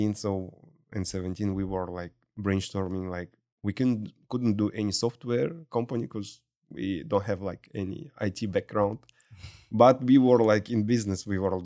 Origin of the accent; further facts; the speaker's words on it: Kazakhstan; moved away as an adult; now in Houston, United States; from Kazakhstan, Bitcoin miner.